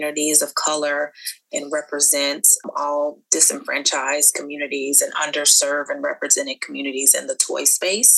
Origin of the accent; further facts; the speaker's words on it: Dallas, Texas, United States; also born or lived in Hampton, Virginia / New York; I'm originally from Dallas, Texas